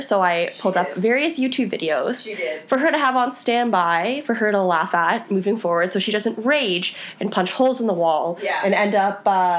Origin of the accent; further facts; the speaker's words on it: East Coast, Canada; now in Toronto, Canada; we're from the East Coast